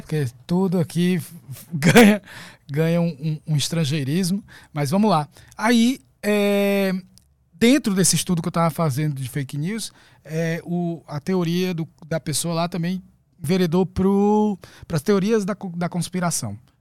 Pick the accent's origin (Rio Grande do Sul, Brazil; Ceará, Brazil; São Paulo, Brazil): Ceará, Brazil; Fortaleza; nasci em Fortaleza, no Ceará.